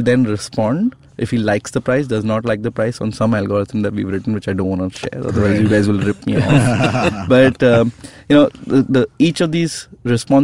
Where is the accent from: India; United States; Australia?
India; I'm an Indian